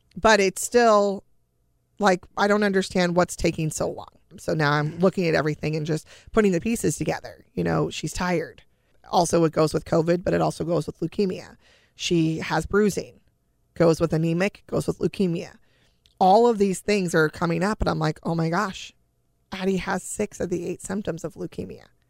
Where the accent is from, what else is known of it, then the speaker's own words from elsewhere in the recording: California, United States; We're from California. It's not humid here